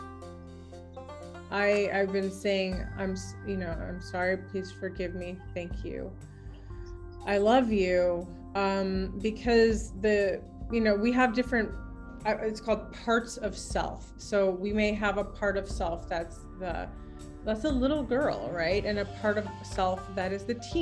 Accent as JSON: {"language": "English", "town": "Ashland", "region": "Oregon", "country": "United States", "said": "I'm from Ashland"}